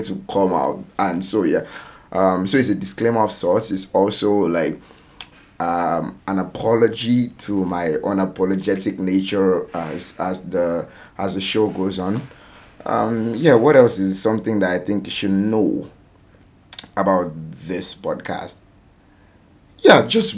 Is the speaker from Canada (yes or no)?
no; Nigeria; a Nigerian writer based in Nigeria, telling Nigerian stories